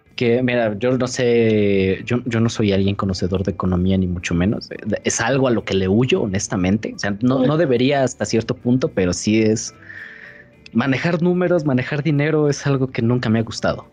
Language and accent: Spanish; Mexico; Vivir en México siendo mexicano